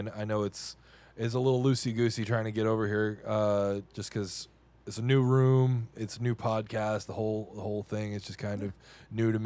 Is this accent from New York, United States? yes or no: no; Arkansas, United States; I'm from Arkansas